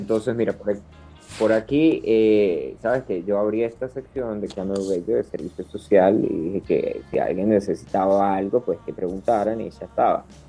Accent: Venezuela; Amigo, yo soy venezolano yo soy venezolano. como muy buen venezolano que soy

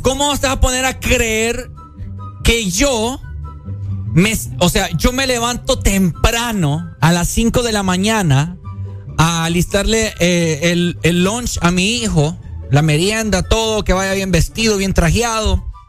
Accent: Honduras; esa montunés que tenemos nosotros, que porque somos hondureños

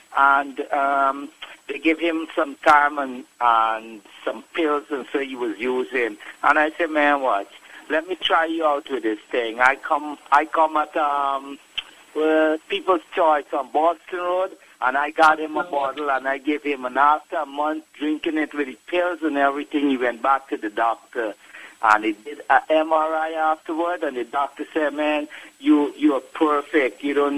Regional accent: Guyana; Oh, yeah, I'm from Guyana, right?

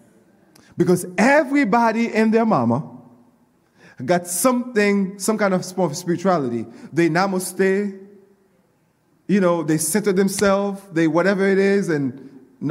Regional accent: Coral Springs, Florida, United States; I grew up in Coral Springs

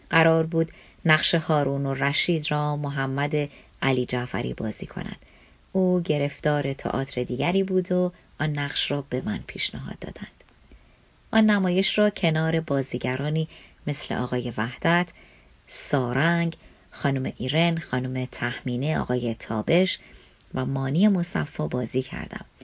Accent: Tehran, Tehran Province, Iran; born there; من در کوچه دانشسرا در دروازه شمیران به دنیا آمدم و در دانشسرای عالی درس خواندم.

